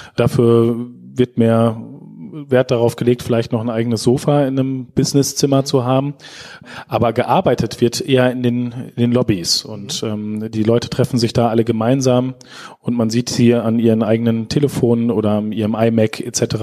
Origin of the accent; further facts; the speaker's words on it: Schaumburg, Lower Saxony, Germany; moved away as an adult; now in Osnabrück, Germany; Ich komme selber aus Schaumburg, einem ganz kleinen Landkreis